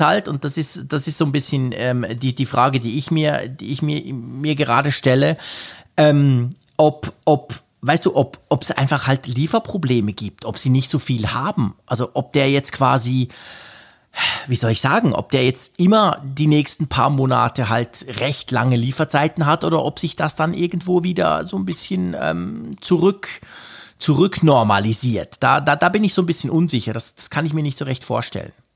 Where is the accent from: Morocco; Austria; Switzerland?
Switzerland; bei uns in der Schweiz